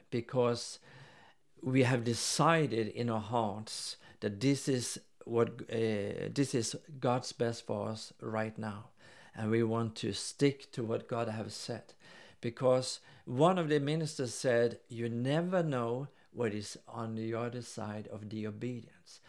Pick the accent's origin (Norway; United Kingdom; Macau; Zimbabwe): Norway; now in Sweden; since I'm from Norway